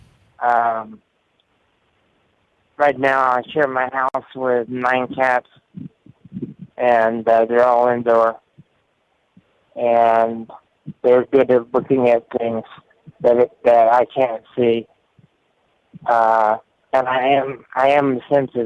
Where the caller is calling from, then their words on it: Tampa, Florida, United States; calling from Tampa